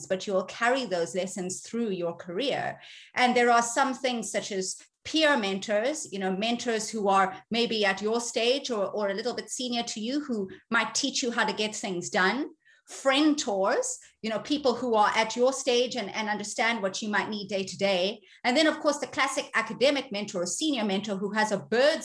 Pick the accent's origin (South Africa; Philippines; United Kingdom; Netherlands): South Africa; moved away as an adult; also born or lived in Ireland / United States; I'm originally South African, but I'm of Asian ethnicity.